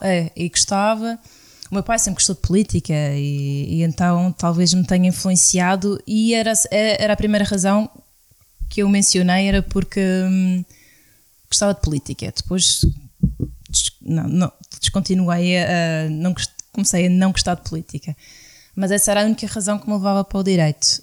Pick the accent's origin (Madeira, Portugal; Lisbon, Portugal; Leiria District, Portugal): Madeira, Portugal; somos da Madeira, somos de uma ilha vulcânica